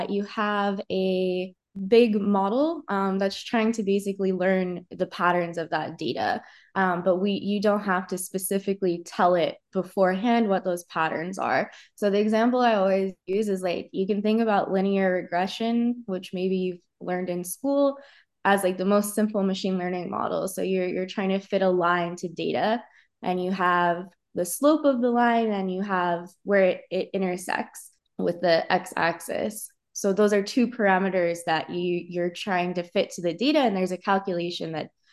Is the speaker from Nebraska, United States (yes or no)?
no; Cosby, Tennessee, United States; moved away; also born or lived in Indiana; So I grew up near Cosby, Tennessee